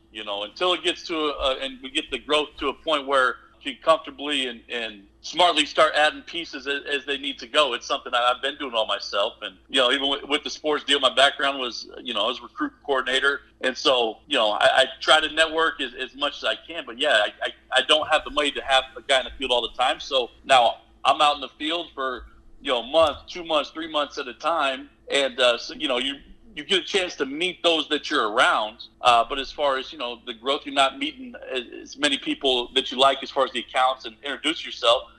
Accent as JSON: {"language": "English", "region": "Nebraska", "country": "United States", "tie": "born or raised there", "moved": "yes", "lives_now": "Miami, Texas, United States", "said": "I, I grew up in Nebraska"}